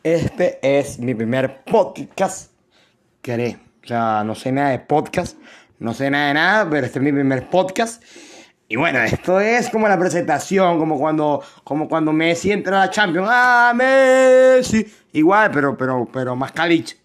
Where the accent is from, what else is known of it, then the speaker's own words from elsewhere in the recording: Venezuela; soy de Venezuela, si escuchan mi acento, soy de Venezuela